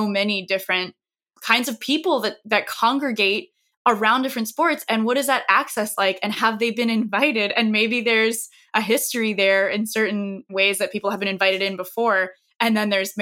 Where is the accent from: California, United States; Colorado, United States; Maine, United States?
Maine, United States; I'm a white girl from Maine